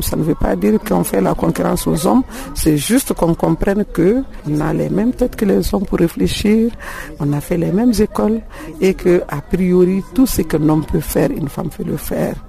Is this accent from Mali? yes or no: yes; Mali; je suis malienne